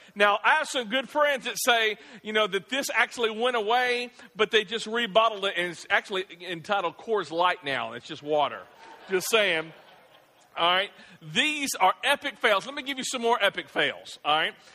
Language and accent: English; the South, United States; I grew up in the South